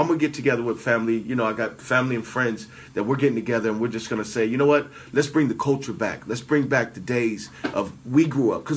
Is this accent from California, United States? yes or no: yes; California, United States; I'm from California